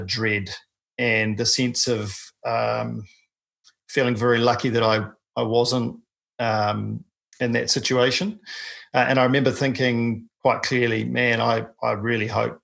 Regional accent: New Zealand; I'm a paraplegic from New Zealand

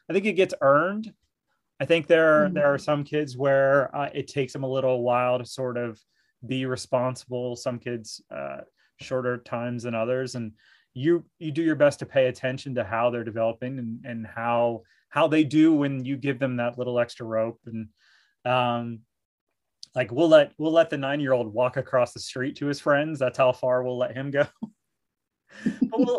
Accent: Mount Vernon, Ohio, United States; I grew up in Mount Vernon, so rural Ohio

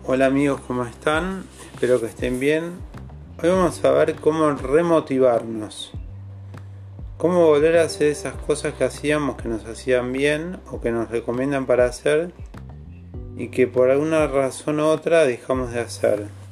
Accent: Argentina; Acá somos Argentina.

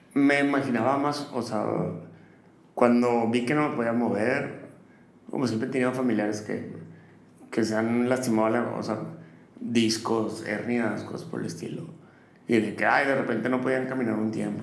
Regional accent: Matamoros, Tamaulipas, Mexico; moved away as an adult; also born or lived in Austin / New York; now in Monterrey, Mexico; nací en Matamoros y a los 18 años me vine para acá, para, Monterrey

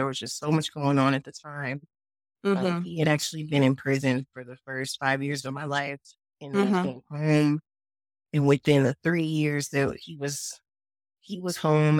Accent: Oakland, California, United States; also born or lived in Mexico; and then later moved to Mexico. So I've been, you know, moving around all my life, really. But yeah, I'm from Oakland.

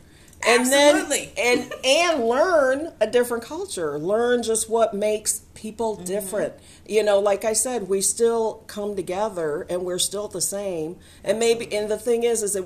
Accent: Michigan, United States; now in Alabama, United States; I'm originally from Michigan

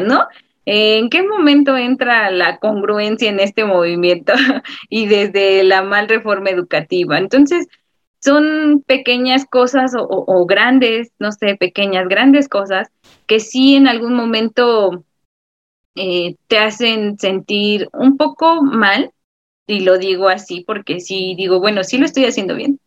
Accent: Mexico; como ciudadano y como mexicano

